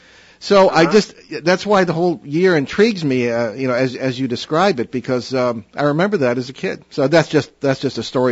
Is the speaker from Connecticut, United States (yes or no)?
yes; Hartford, Connecticut, United States; I was born in 1953, of course, the year after all this supposed it was going on. And I was born in Hartford, Connecticut